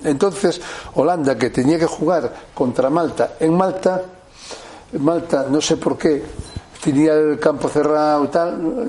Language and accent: Spanish; Betanzos, Galicia, Spain; moved away; yo, soy de natural de Betanzos, que es mi pueblo, está a 20 kilómetros de La Coruña aproximadamente